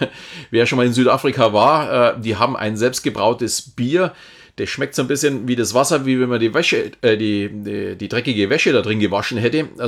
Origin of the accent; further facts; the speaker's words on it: Munich, Bavaria, Germany; Also ich kenne mich zum Beispiel hier jetzt als Münchner in Bayern recht gut aus.